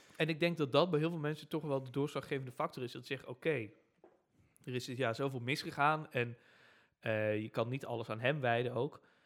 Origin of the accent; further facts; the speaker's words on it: Netherlands; wij Nederlanders